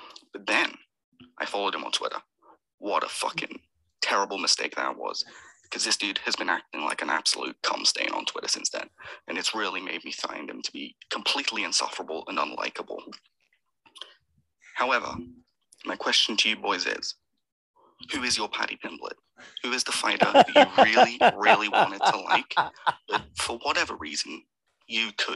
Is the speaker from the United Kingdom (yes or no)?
yes; United Kingdom; I'm British myself